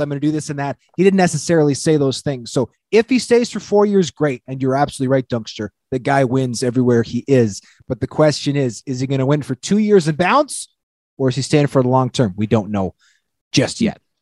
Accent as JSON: {"language": "English", "country": "Canada", "said": "As a Canadian"}